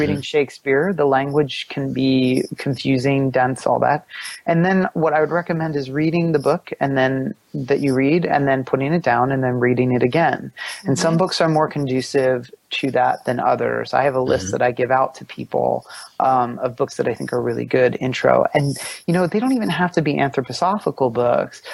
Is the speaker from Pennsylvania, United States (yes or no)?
yes; Pennsylvania, United States; I grew up in Pennsylvania